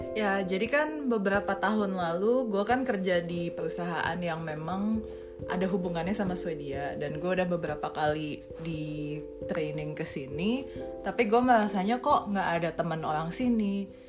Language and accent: Indonesian; Indonesia; moved away as an adult; now in Sweden; sebagai orang Indo